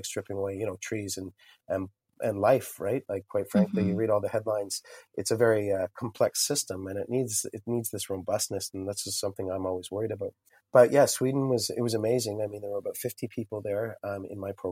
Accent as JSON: {"language": "English", "town": "Lindsay", "region": "Ontario", "country": "Canada", "tie": "born or raised there", "lives_now": "Kingston, Canada", "said": "I didn't grow up in Kingston, so I grew up in Lindsay, Ontario."}